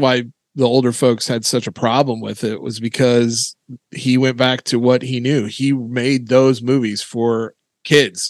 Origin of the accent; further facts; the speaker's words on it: Indiana, United States; I'm from a moderately small town in Indiana